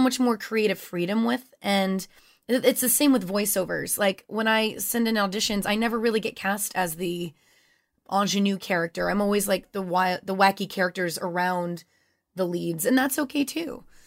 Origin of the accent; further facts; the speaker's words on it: Louisiana, United States; moved away; I grew up in Louisiana